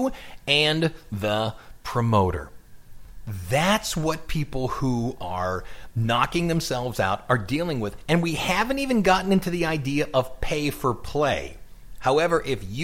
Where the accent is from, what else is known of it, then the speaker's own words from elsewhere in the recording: Ohio, United States; accent: Ohio; my Ohio accent